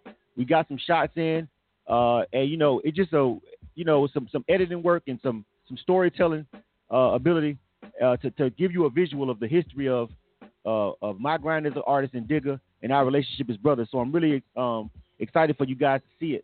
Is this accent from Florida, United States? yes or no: yes; Panama City, Florida, United States; moved away; I came down to Panama City, back to my hometown to work with the project